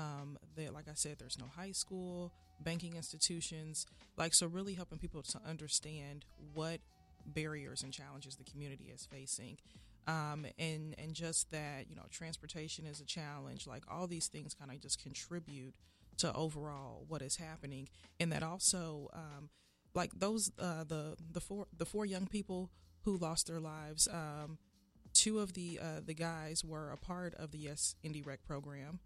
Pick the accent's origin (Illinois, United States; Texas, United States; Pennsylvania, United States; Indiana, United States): Indiana, United States; Indianapolis; I'm born and raised on the Far East Side. I went to John Marshall, went to Arlington